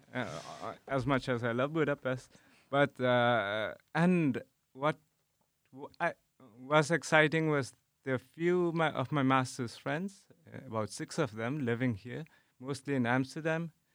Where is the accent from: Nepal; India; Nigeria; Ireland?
Nepal; moved away as an adult; now in Netherlands; I am from Nepal, and now I'm doing my P H D here in the Netherlands.